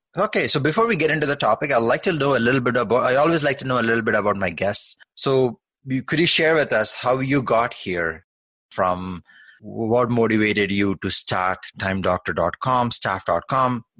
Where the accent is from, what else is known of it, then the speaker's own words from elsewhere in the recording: Canada; also born or lived in Toronto; I am a fellow Canadian myself. I'm based in Toronto